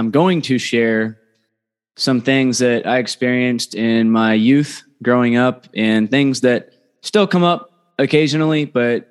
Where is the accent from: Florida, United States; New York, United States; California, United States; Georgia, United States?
California, United States; just north of Los Angeles, Southern; we grew up in Southern California, lived just north of Los Angeles in a middle-class area